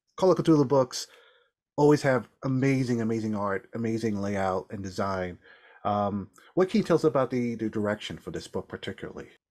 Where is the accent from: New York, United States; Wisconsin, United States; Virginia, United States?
New York, United States; now in Massachusetts, United States; as a New Yorker